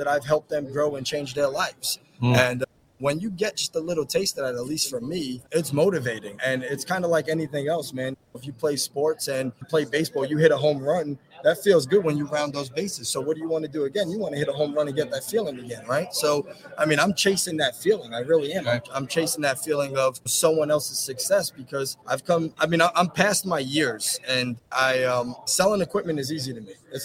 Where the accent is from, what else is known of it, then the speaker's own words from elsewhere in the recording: New York City, New York, United States; moved away as an adult; now in Texas, United States; I was born and raised in New York City and moved over to Texas 4 years ago with my family